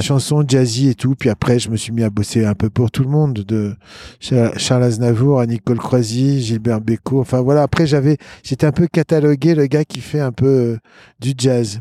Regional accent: Lyon, Auvergne-Rhône-Alpes, France; also born or lived in Boston; je suis né à Lyon. Sur le rocher de la Croix-Rousse

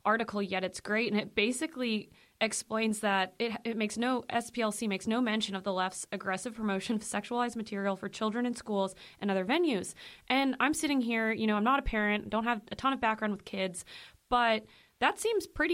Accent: Illinois, United States; moved away; my public school maybe, you know, back in Illinois

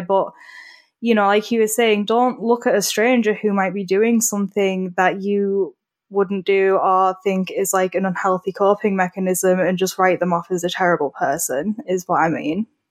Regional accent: United Kingdom; I'm British

